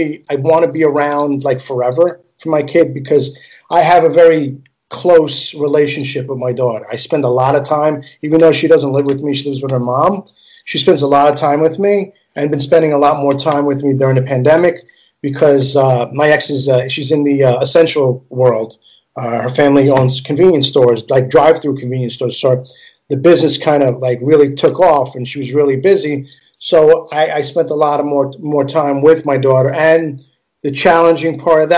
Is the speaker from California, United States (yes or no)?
no; New York City, New York, United States; first language Italian; English is a second language; I was born and raised in Queens all my life. Astoria, Flushing, Whitestone, Bayside area